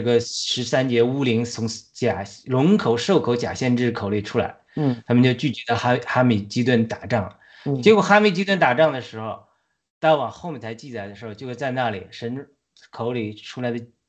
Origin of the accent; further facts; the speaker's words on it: China; 我们中国人虽然是据说是传说是亚伯拉罕后裔中一派